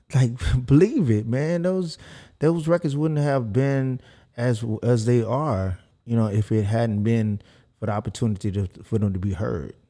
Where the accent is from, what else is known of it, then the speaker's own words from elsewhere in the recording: Houston, Texas, United States; I'm from South Park